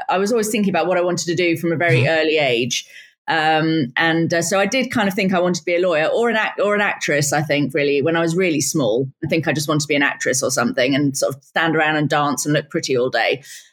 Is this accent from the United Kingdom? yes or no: yes; United Kingdom; I was born and raised just outside of London